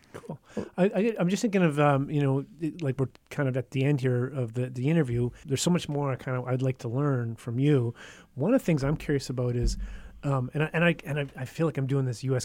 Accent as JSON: {"language": "English", "country": "Canada", "said": "I'm a Canadian"}